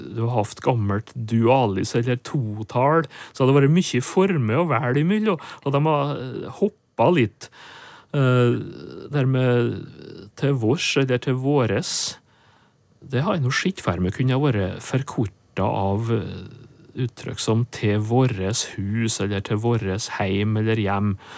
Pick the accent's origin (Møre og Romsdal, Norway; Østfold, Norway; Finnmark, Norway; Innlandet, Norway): Møre og Romsdal, Norway; Nordmøre; moved away; hjemme på Nordmør